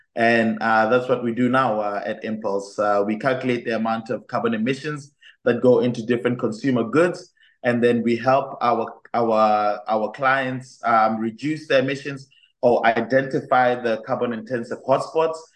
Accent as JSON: {"language": "English", "country": "Botswana", "tie": "born or raised there", "moved": "as an adult", "lives_now": "Enschede, Netherlands", "said": "I come from Botswana, which is a very beautiful country in the south of Africa. Um, and while I was studying, or while I was in my high school and living in Botswana at the time"}